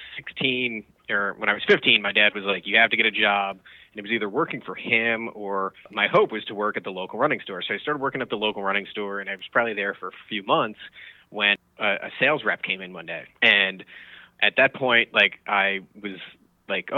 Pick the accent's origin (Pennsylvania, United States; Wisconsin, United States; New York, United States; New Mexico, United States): New York, United States; Westchester; I grew up in Westchester